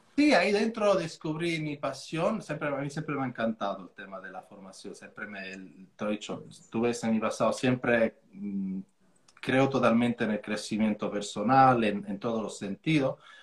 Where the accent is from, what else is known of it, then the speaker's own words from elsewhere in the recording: Formia, Lazio, Italy; Spanish is a second language; moved away as an adult; also born or lived in Switzerland / London; now in Mijas, Spain; de Italia yo soy de Formia